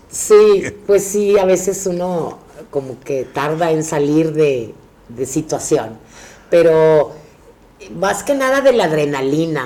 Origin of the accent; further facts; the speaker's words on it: Monterrey, Nuevo León, Mexico; moved away as an adult; now in Mexico City, Mexico; yo soy actriz de Regiomontana y me vine a México